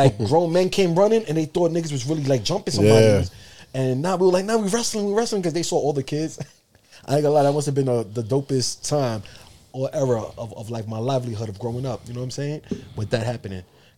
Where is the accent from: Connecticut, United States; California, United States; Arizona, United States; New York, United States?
New York, United States; Yonkers; I grew up on in Yonkers and Ludlow Street, real historic area.